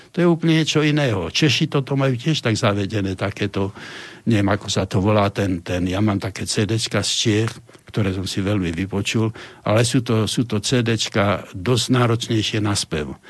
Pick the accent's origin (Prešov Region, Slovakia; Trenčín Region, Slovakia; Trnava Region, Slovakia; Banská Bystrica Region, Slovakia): Banská Bystrica Region, Slovakia; Banská Bystrica; ja som Bystričan, tvrdý Bystričan